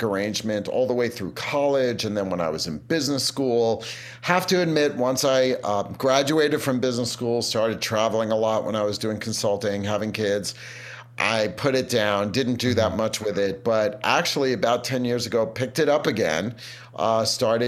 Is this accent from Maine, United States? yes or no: no; New York City, New York, United States; I grew up in Brooklyn, New York, but not the area that's pretty hip